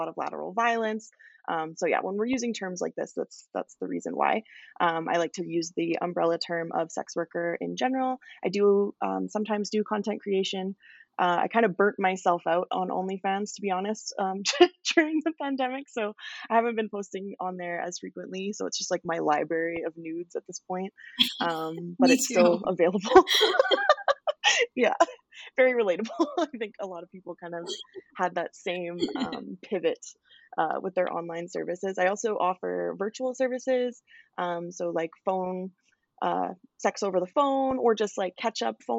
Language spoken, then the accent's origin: English; Calgary, Alberta, Canada; I am from Calgary, Alberta.